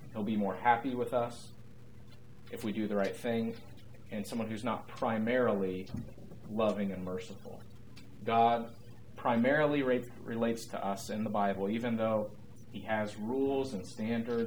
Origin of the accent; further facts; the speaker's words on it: United States; as American evangelical Christians